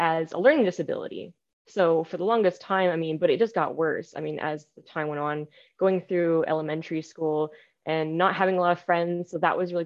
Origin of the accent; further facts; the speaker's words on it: British Columbia, Canada; I was born in British Columbia, Canada here.